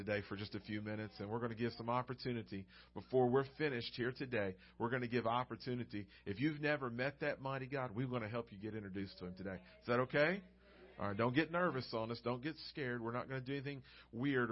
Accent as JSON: {"language": "English", "region": "Arkansas Delta", "country": "United States", "tie": "born or raised there", "said": "I grew up in the great state of Arkansas, in the Delta, the east side, where it's all farmland"}